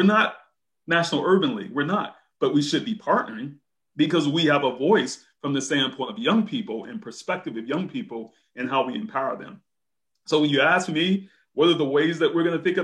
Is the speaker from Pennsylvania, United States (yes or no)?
no; Brunswick, Georgia, United States; Brunswick, Georgia.